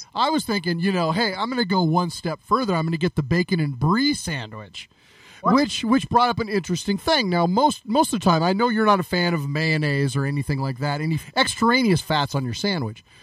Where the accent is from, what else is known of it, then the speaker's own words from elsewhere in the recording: California, United States; I grew up in California